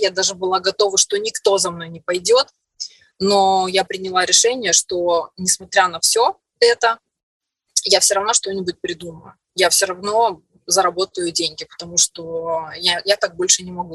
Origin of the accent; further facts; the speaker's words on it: Orsk, Orenburg Oblast, Russia; moved away as an adult; also born or lived in Perm; now in Moscow, Russia; в Москву приехала из Перми, а в Пермь я приехала из маленького города в Оренбургской области, город Орск